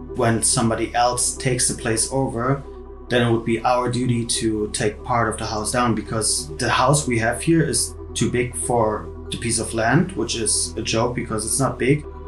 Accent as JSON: {"language": "English", "region": "Berlin", "country": "Germany", "tie": "born or raised there", "said": "I'm from Berlin, born and raised"}